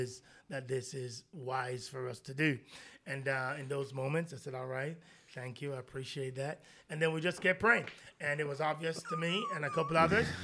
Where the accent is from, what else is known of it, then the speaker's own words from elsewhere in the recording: Jamaica; moved away; I'm Jamaican